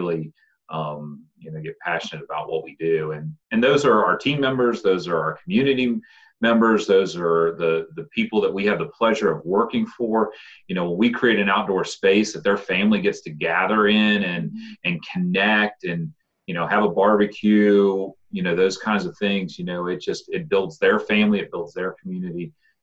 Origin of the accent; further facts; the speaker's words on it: Waynesboro, United States; also born or lived in Nelson County; I grew up here. This is my hometown